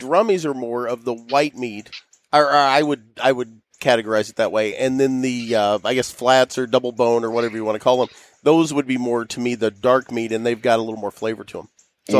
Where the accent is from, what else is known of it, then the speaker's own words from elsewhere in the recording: Southern Illinois, United States; growing up in Southern Illinois as a farm kid